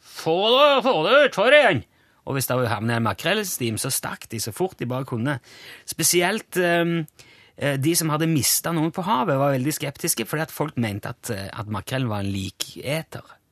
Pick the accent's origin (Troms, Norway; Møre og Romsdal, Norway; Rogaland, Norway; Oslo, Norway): Rogaland, Norway; Egersund; moved away; hjemme i Egersund